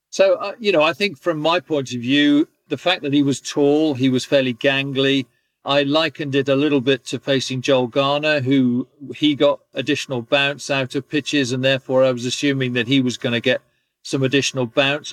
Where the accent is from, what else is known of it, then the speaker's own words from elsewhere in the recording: England, United Kingdom; being an Englishman